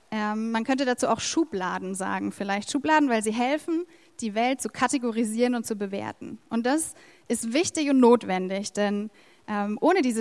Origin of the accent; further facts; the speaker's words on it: Erlangen, Bavaria, Germany; Wir sind Deutsche, also die meisten von uns. Ähm, wir sind Franken, auch die meisten von uns. Äh, wir sind Erlanger.